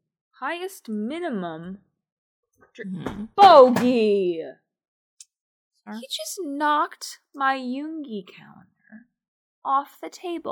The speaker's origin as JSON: {"language": "English", "country": "United States", "said": "As an American."}